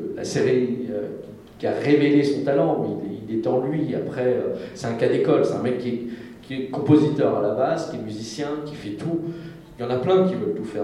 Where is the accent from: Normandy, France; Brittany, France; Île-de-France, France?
Brittany, France; je suis breton, l'école d'Armor